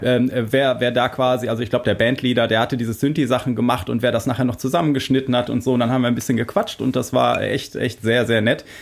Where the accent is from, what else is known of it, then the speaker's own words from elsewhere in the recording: Germany; wir als, äh, Deutsche